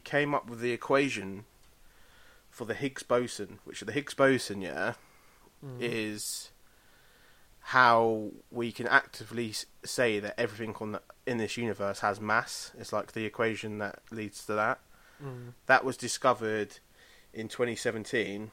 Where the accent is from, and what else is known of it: Luton, East of England, United Kingdom; born or raised there